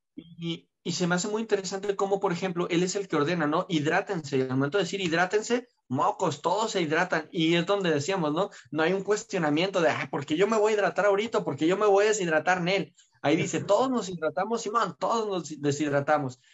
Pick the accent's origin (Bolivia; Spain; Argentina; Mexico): Mexico